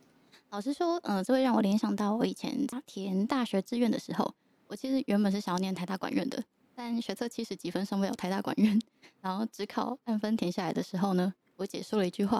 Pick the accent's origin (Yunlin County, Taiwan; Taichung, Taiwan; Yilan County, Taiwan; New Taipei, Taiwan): Yilan County, Taiwan; 那我应该没有跟又欣说过我是宜兰人，所以城乡差距嗯有表现出来。